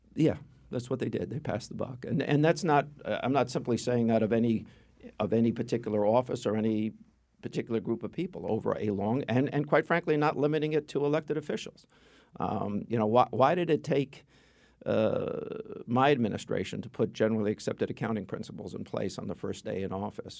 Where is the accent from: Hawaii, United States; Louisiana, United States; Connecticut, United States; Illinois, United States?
Connecticut, United States; Stamford; I grew up in Stanford